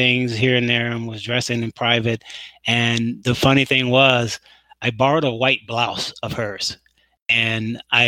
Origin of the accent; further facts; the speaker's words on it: Mississippi and Texas, the South, United States; I'm from down south. I grew up in Mississippi and in Texas.